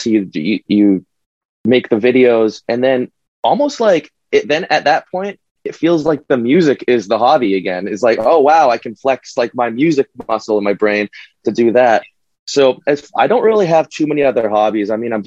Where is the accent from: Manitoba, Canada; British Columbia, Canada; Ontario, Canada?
Manitoba, Canada; Winnipeg; now in Toronto, Canada; I'm in Toronto now, but we're from Winnipeg